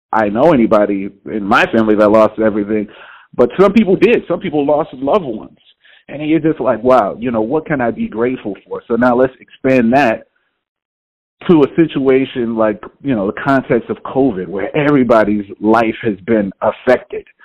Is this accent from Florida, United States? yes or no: no; Houston, Texas, United States; now in New York, United States; I'm originally from Houston, Texas